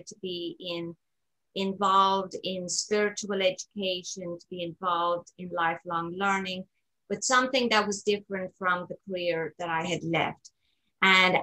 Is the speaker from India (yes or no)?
no; Ireland; moved away as an adult; also born or lived in Kansas City, United States; now in United States; I am originally from Ireland, born, raised, educated, lived in Ireland actually until about the age of 27.